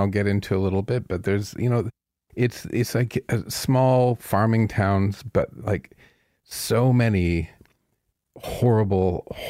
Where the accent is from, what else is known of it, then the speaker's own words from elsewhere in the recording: Strathroy, Ontario, Canada; this is my hometown, right?